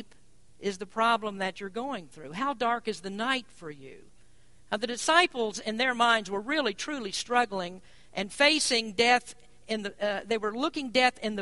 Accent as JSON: {"language": "English", "region": "Kentucky", "country": "United States", "said": "I'm from Kentucky"}